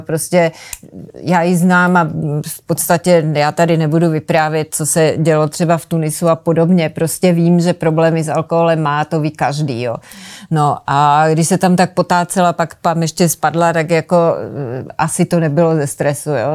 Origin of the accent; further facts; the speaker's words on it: Moravia, Czechia; jsem se narodila na Moravě